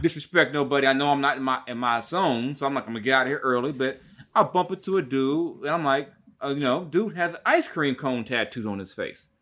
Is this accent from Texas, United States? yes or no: no; Long Beach, California, United States; I'm from Long Beach